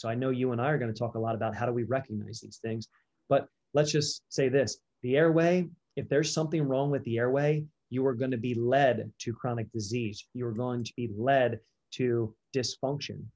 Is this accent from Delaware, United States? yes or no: yes; Delaware, United States; I was born and raised in Delaware